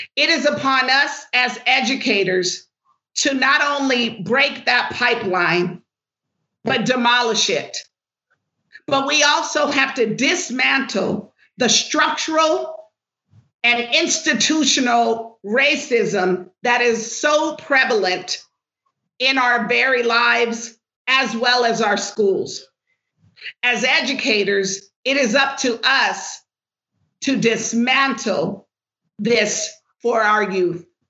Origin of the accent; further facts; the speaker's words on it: Los Angeles, California, United States; I am born and raised in Los Angeles